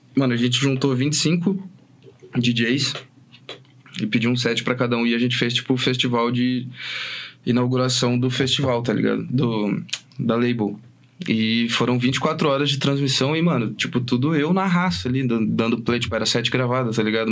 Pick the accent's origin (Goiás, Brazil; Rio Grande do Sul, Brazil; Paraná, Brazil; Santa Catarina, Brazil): Paraná, Brazil; Fazendinha; Eu sou do Fazendinha